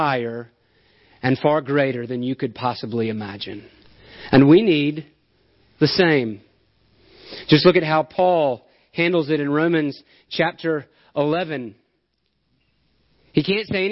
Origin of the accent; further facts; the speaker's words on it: Alabama, United States; I'm from Alabama. I'm used to hills and trees.